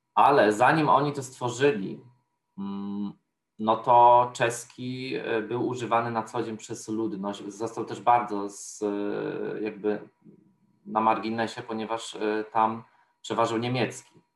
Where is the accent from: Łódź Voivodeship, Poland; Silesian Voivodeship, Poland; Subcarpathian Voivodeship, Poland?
Subcarpathian Voivodeship, Poland; Podkarpacie; moved away as an adult; now in Warsaw, Poland; jestem z Podkarpacia